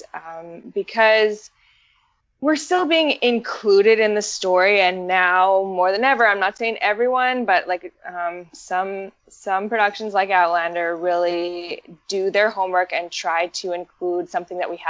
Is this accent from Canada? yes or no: yes; Canada; growing up in Canada